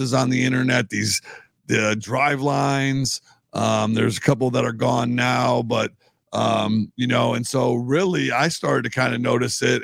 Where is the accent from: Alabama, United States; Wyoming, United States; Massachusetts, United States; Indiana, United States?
Indiana, United States; La Porte; moved away as an adult; also born or lived in Chicago, Illinois / Blair, Nebraska / Kearney, Nebraska; now in Nebraska, United States; I'm from back east, you know, east of the Mississippi. I'm from LaPorte, Indiana